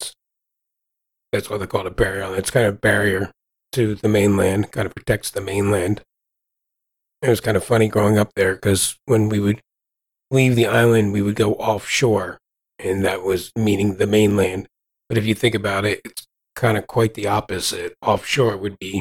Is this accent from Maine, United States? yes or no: no; Ventnor City, New Jersey, United States; I grew up on the Jersey Shore. It was a seasonal town. I mean, I grew up right next to Atlantic City. The town was called Ventnor